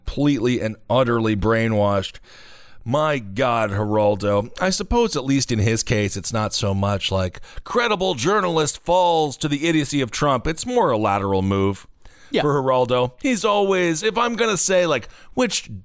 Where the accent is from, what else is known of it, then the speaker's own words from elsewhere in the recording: Wisconsin, United States; This is my home state